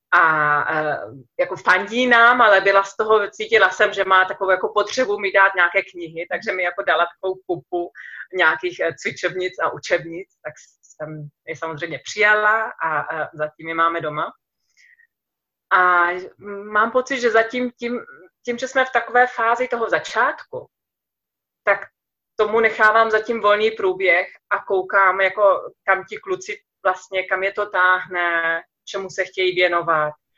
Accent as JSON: {"language": "Czech", "country": "Czechia", "also_born_or_lived": "Germany", "moved": "yes", "lives_now": "Andalusia, Spain", "said": "i u nás mám pocit, že lidi jsou takový emocionálnější"}